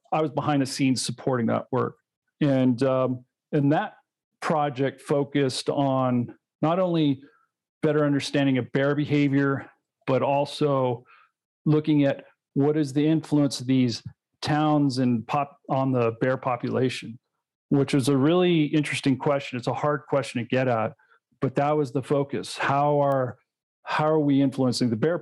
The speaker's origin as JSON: {"language": "English", "region": "Colorado", "country": "United States", "said": "my home state of Colorado"}